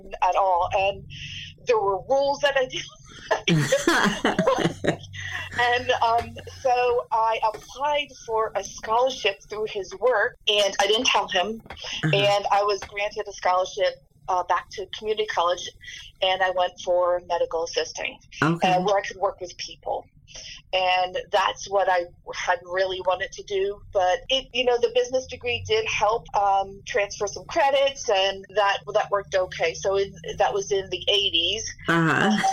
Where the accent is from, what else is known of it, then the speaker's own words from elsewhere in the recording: Allentown, Pennsylvania, United States; I was raised in the Lehigh Valley.